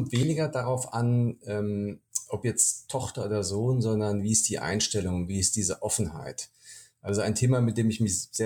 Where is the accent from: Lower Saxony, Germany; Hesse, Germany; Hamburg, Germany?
Hesse, Germany; moved away as an adult; now in Berlin, Germany; Also ich bin äh, privat gebürtiger Hesse, habe dort gelebt, meine Kindheit, ähm, bevor, bis ich äh, 2012 in meine neue Wahlheimat nach Berlin gezogen bin.